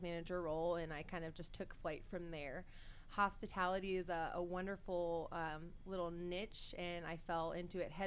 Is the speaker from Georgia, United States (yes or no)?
yes; Peachtree City, Georgia, United States; I grew up in Peachtree City. I lived there for 30 years.